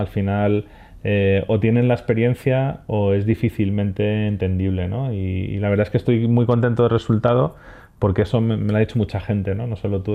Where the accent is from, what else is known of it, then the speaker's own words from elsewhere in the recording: Madrid, Community of Madrid, Spain; moved away as an adult; also born or lived in Andalusia; now in Motril, Spain; soy de Madrid, nacido en Madrid